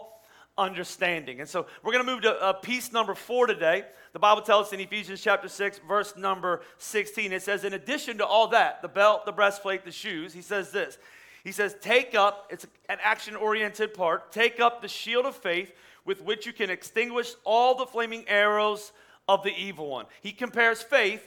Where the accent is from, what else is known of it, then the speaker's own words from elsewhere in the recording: Pennsylvania, United States; I'm from Pennsylvania